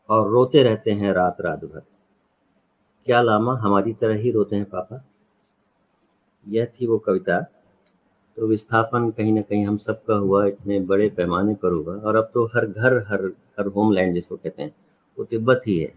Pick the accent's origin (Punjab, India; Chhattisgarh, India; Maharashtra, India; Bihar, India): Chhattisgarh, India; और तीसरा हमारे गांव के पास छत्तीसगढ़ में सरगुजा